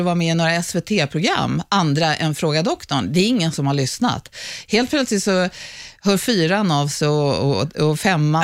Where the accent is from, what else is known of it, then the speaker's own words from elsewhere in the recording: Stockholm, Stockholm County, Sweden; accent: Söder dialect; jag är uppvuxen, jag är född på Södersjukhuset här bakom där vi står nu. Jag är uppvuxen på Söder och söder om Söder